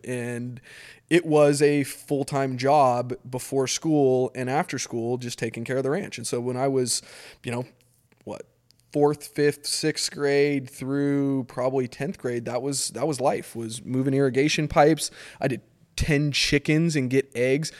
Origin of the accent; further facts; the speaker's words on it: Eagle, Idaho, United States; I grew up in Eagle, Idaho, which is a small, small, when I, when I moved in, it was literally like a one light community.